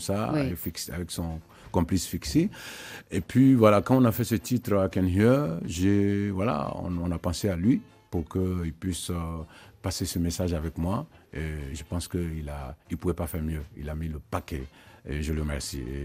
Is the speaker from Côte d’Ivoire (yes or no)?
yes; Côte d’Ivoire; dans ma ville natale en Côte d'Ivoire